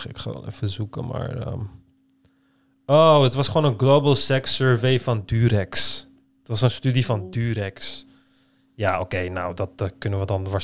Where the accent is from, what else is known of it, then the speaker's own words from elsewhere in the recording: Turkey; als Turk